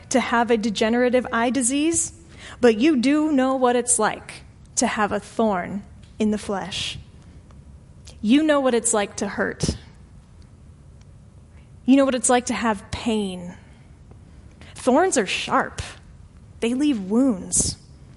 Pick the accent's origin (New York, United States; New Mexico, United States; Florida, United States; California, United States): Florida, United States; St. Petersburg; moved away as an adult; now in Arlington, United States; my hometown of St. Petersburg, Florida